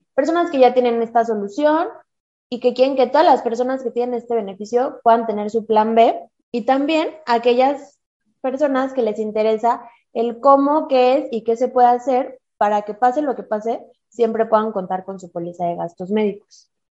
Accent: Mexico; Somos mujeres mexicanas

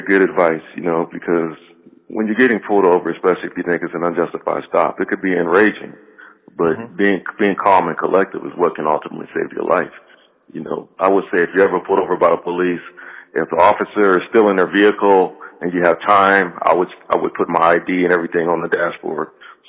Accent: United States; growing up in America, I've experienced racism. But as a child growing up in the 70s and 80s

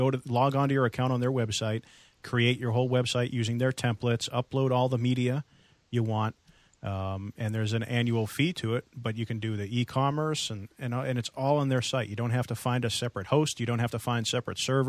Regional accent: East Coast, United States; also born or lived in Metro Boston area; now in West Coast, United States; I come originally from the East Coast where we had radio systems and paging systems

